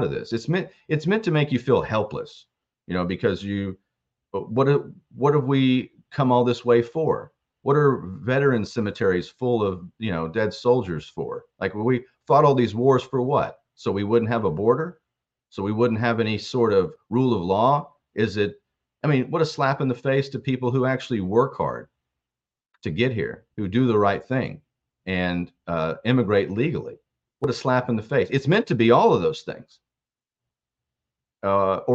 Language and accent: English; Texas, United States; I grew up in Texas.